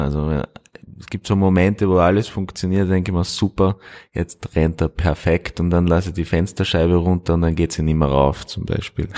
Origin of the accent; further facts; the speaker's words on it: Styria, Austria; moved away; also born or lived in Linz / Vienna; ich bin aufgewachsen in der Steiermark